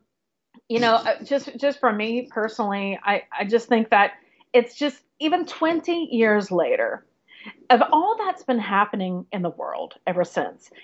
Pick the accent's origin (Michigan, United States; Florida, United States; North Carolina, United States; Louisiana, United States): Florida, United States; now in New York City, United States; my hometown in Florida